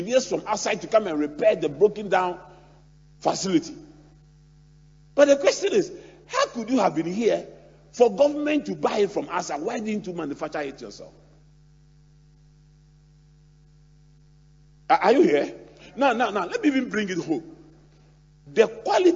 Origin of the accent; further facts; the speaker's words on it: Ghana; I'm 52. I'm a Ghanaian.